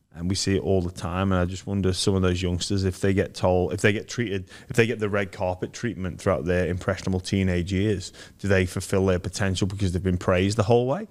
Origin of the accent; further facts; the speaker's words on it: Liverpool, North West England, United Kingdom; moved away; I grew up in Liverpool